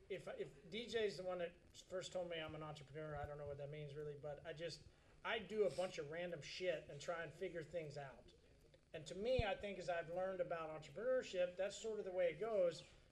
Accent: San Diego, California, United States; San Diego.

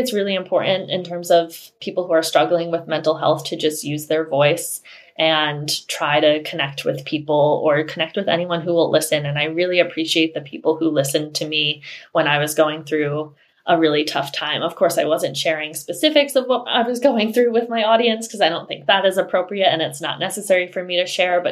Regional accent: Rhode Island, United States; moved away as an adult; I grew up in Rhode Island, and it's not a very diverse place

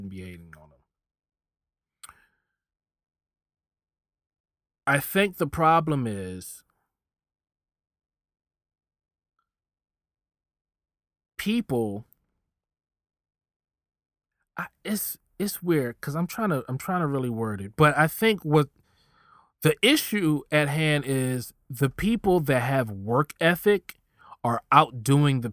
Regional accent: Philadelphia, Pennsylvania, United States; We're both from Philly

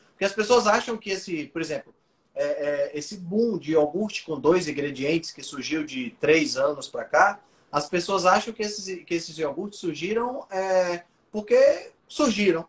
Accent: Ceará, Brazil; eu sou cearense

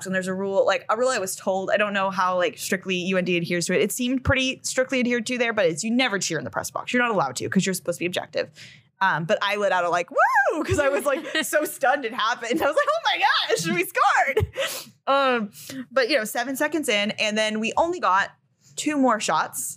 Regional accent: San Diego, California, United States; moved away; I'm from San Diego originally

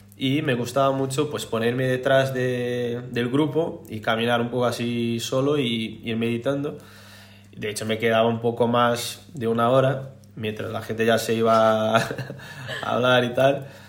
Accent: Brazil; Spanish is a second language; moved away as an adult; now in Spain; Soy brasileño, brasileiro

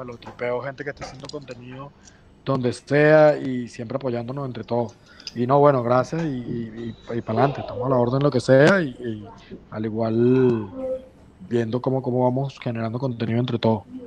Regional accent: Valencia, Carabobo, Venezuela; moved away as an adult; also born or lived in San Juan de los Morros, Venezuela; now in Spain; soy de San Juan, pero no vivo en San Juan, vivía en Valencia siempre.

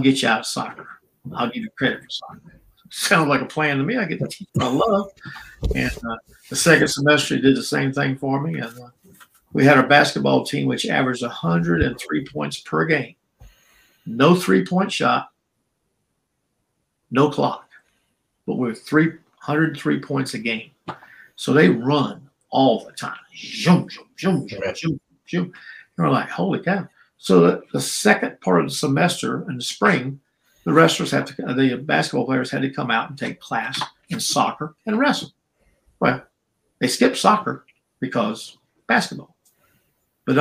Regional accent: Charleston, South Carolina, United States; accent: black brogue; I was raised in Charleston, South Carolina, which is 60% black

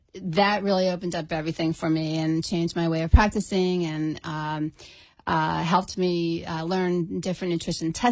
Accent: Pennsylvania, United States; moved away as an adult; now in Florida, United States; I was born and raised in Pennsylvania

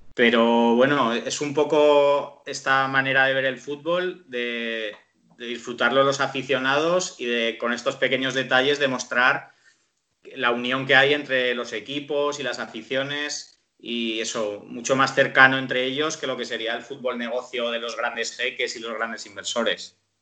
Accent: Zaragoza, Aragon, Spain; yo soy de Zaragoza

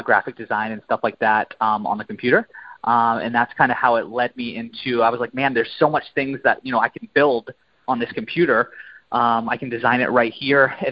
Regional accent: Maine, United States; I'm from the Northeast, so I'm from Maine. And so we have a ton of mountains up there.

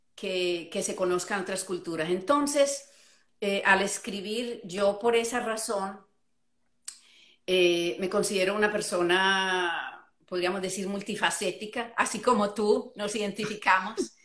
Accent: Medellín, Antioquia, Colombia; moved away as an adult; also born or lived in Florida, United States; now in United States; yo soy colombiana, eh, nacida en, Colombia criada en Colombia, pero emigré a los Estados Unidos eh, hace, uy, va a ser 35 años

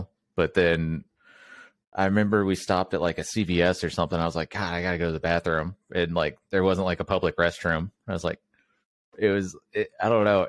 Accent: Mobile, Alabama, United States; I grew up in Mobile, Alabama

